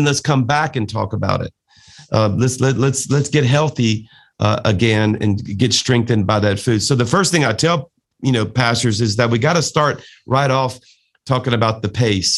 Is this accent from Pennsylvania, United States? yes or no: no; South Louisiana, United States; a Cajun from South Louisiana